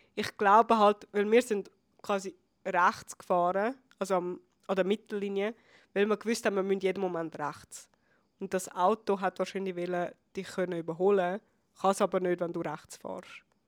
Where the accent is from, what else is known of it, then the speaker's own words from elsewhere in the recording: Switzerland; bei uns in der Schweiz